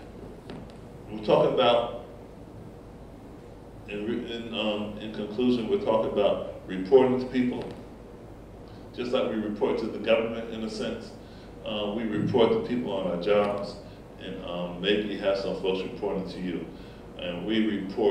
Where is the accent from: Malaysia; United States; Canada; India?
United States; Essex County, New Jersey; I grew up in Essex County, New Jersey